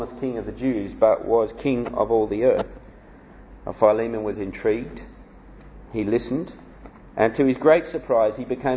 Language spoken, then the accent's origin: English; Canberra, Australian Capital Territory, Australia; also born or lived in Sydney, Australia; I was born in Canberra, Australia, the world's most boring capital city. But I learnt the gospel from on the north shore of Sydney